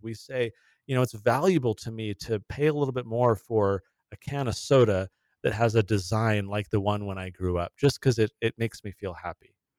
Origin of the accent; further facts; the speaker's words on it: San Diego, California, United States; I grew up in San Diego, uh, my whole childhood was there in California